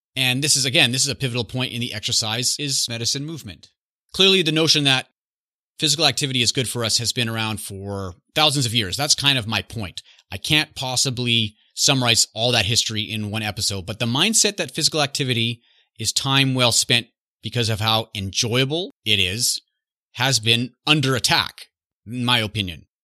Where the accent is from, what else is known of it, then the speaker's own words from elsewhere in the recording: Canada; I'm growing up in Canada